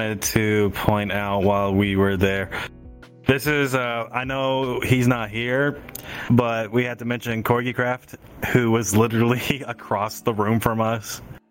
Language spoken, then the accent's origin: English; Canada; I'm Canadian, though.